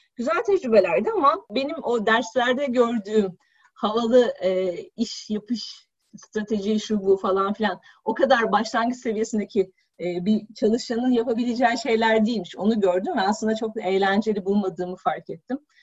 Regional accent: Balıkesir, Turkey; moved away as an adult; also born or lived in Istanbul; Ben Balıkesirliyim üniversite sebebiyle İstanbul'a geldim

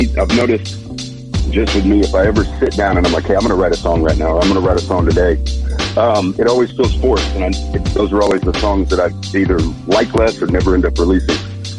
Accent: Texas, United States; I'm from the South. I'm from Texas.

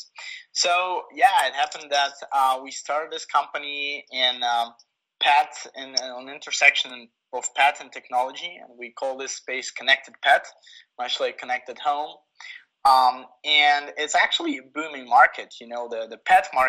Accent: Kyiv, Ukraine; moved away as an adult; now in San Francisco, United States; I was born and raised in Kyiv.

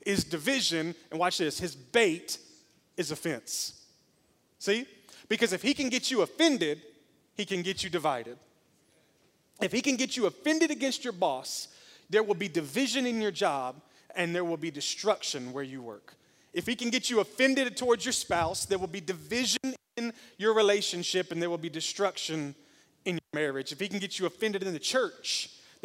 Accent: Memphis, Tennessee, United States; now in Smyrna, United States; I may live in Smyrna, but I'm from Memphis

